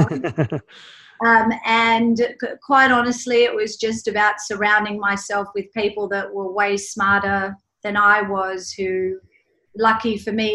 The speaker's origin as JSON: {"language": "English", "town": "Sydney", "region": "New South Wales", "country": "Australia", "tie": "born or raised there", "moved": "as an adult", "lives_now": "New York, United States", "said": "I was born and raised in Sydney, Australia, and moved to New York in 1997"}